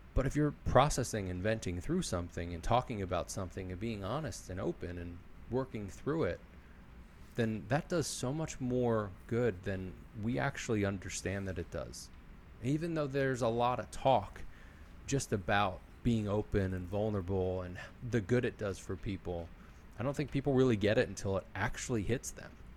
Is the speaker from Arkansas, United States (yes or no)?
no; Philadelphia, Pennsylvania, United States; I'm from Philly and this is how I am